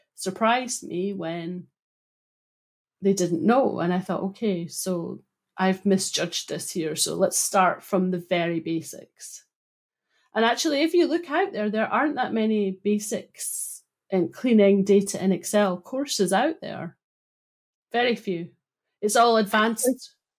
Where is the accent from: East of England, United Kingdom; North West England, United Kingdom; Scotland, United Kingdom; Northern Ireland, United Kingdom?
Scotland, United Kingdom; Broughty Ferry; I grew up in Broughty Ferry